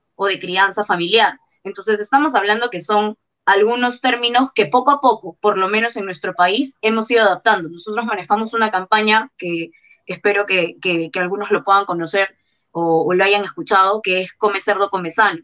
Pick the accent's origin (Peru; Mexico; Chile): Peru; la mayoría de los que somos peruanos